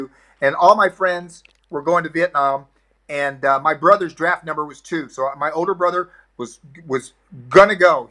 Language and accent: English; Florida, United States; I grew up in the South in in, in America. In the Florida is considered the South